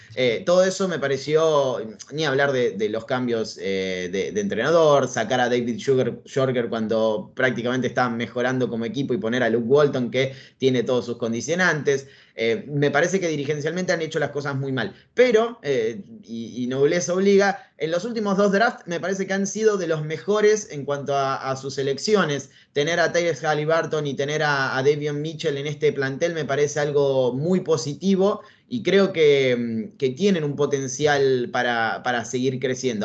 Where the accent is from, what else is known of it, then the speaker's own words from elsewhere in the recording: Argentina; soy periodista argentino, nací en Argentina, vivo en Argentina de hecho